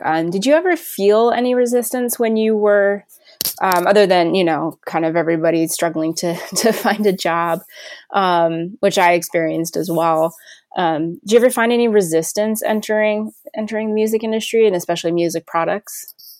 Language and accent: English; New Jersey, United States; I grew up in New Jersey, so I was really close to New York